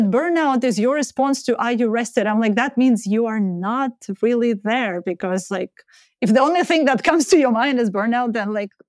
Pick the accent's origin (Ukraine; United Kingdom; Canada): Ukraine; English is a second language; I'm from Ukraine.